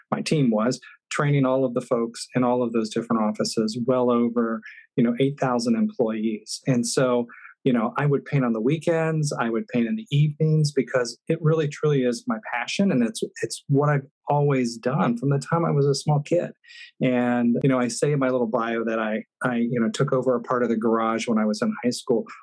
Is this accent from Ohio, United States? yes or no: yes; Fairfield, Ohio, United States; moved away; I was born and raised in Ohio.